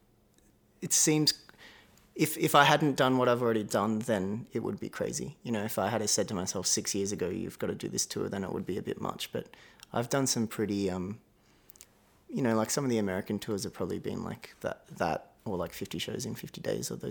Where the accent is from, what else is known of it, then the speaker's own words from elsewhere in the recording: south coast of New South Wales, Australia; also born or lived in Melbourne, Victoria; I was born in Melbourne, but when I was four, we moved up to the south coast of New South Wales